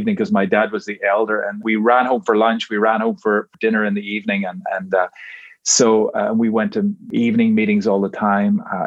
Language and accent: English; Northern Ireland, United Kingdom; moved away as an adult; now in Georgia, United States; I grew up in Northern Ireland.